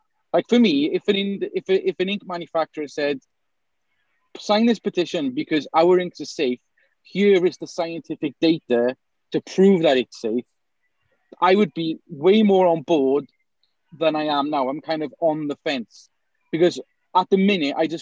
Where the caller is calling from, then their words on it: South Wales, United Kingdom; I'm calling from South Wales